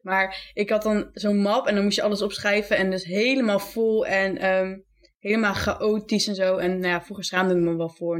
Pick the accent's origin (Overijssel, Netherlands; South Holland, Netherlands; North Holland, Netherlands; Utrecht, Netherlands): Overijssel, Netherlands; Zwolle; ik ben 21, ik kom uit Zwolle.